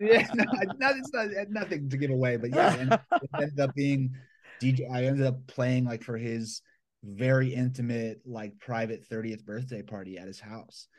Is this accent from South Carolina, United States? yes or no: no; Atlanta, Georgia, United States; born or raised there; now in Los Angeles, United States